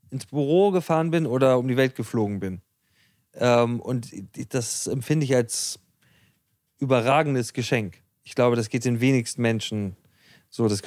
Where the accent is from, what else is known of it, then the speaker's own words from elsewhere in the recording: Hamburg, Germany; Wir als Hamburger